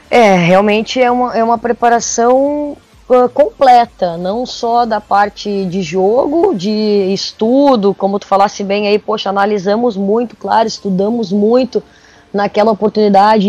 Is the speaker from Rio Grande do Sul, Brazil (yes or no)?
yes; Porto Alegre, Rio Grande do Sul, Brazil; eu sou de Porto Alegre, sou do sul do Brasil, e sempre tive todas as experiências aqui no Sul.